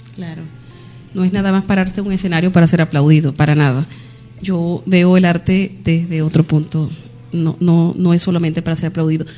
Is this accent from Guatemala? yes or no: no; Venezuela; now in Valencia, Spain; Como venezolana